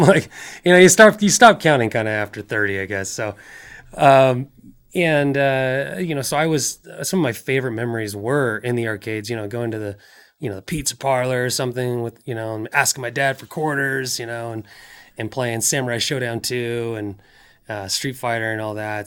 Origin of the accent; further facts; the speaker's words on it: just outside of Seattle, Washington, United States; moved away as an adult; now in California, United States; I grew up in Washington State, uh, just outside of Seattle